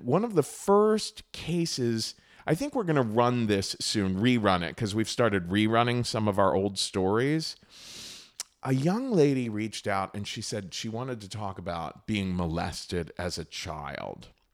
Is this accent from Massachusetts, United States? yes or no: no; Cincinnati, Ohio, United States; moved away; I grew up in Cincinnati, Ohio, a pretty conservative Republican town in the Midwest